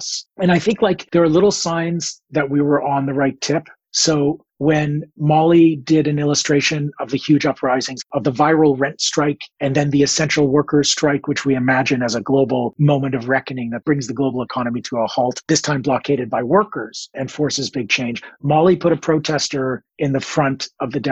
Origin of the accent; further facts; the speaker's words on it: Toronto, Ontario, Canada; I come from Toronto.